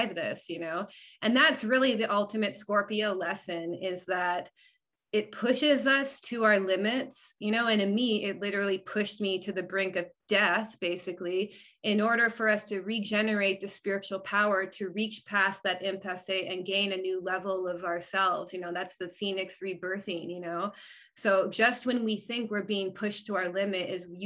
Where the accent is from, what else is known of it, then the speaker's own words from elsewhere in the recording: Canada; also born or lived in Arizona, United States; now in United States; because I live here now, I'm actually from Canada originally